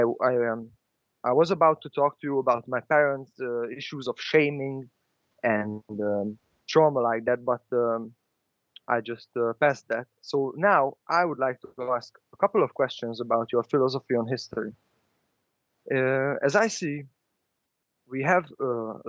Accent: Hungary; English is a second language; also born or lived in Budapest; in Hungary, I'm calling from Budapest, Hungary, we have a lot of nationalized history

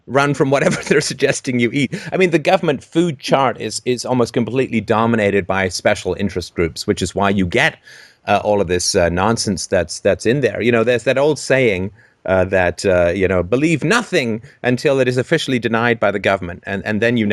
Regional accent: United Kingdom; I'm a British

